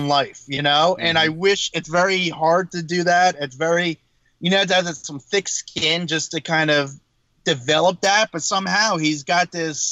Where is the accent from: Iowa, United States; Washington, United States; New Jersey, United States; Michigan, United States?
New Jersey, United States; I'm from Jersey